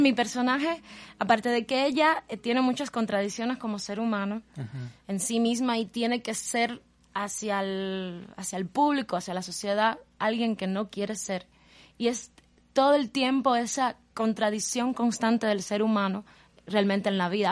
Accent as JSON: {"language": "Spanish", "region": "Guantánamo", "country": "Cuba", "tie": "born or raised there", "moved": "yes", "lives_now": "Havana, Cuba", "said": "soy cubana, eh, eh, nací en la ciudad de Guantánamo, en Cuba."}